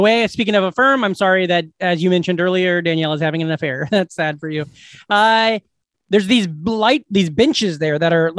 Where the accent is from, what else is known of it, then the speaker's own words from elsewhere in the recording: Glenwood, Iowa, United States; I go to my hometown. I go to Glenwood.